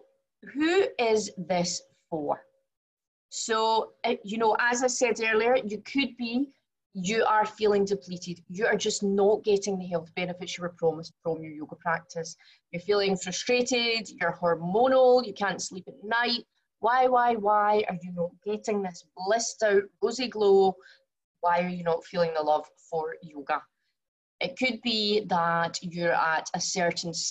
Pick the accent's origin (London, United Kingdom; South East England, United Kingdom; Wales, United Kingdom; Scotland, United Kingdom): Scotland, United Kingdom; Glasgow; accent: very strong accent; moved away as an adult; now in Singapore; I was born in Glasgow, as I'm sure you can also tell from my very strong accent.